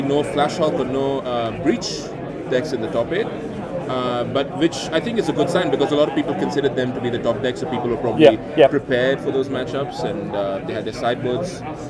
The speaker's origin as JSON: {"language": "English", "town": "Adelaide", "region": "South Australia", "country": "Australia", "said": "I'm from Adelaide."}